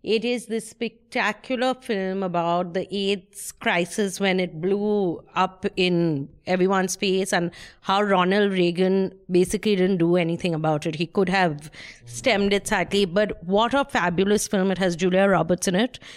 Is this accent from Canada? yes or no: no; India; I'm Indian